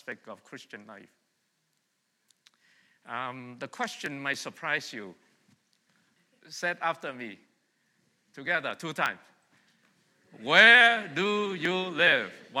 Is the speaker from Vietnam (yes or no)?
yes; Vietnam; now in Montreal, Canada; I was born and raised in Vietnam